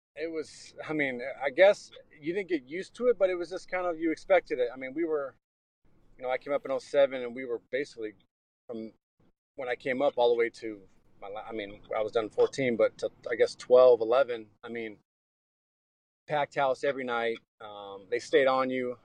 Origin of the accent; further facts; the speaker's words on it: Seattle, Washington, United States; moved away; I grew up in Seattle